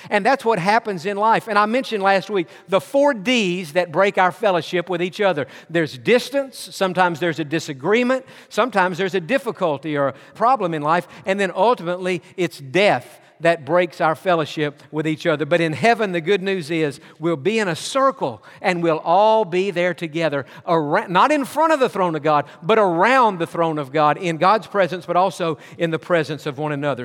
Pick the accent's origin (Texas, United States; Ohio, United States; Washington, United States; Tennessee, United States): Tennessee, United States; East; moved away; also born or lived in Georgia; I was born in Georgia, but my childhood years was, were spent in East Tennessee